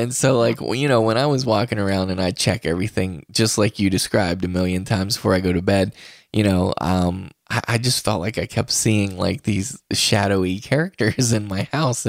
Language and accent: English; West Virginia, United States; I'm from West Virginia.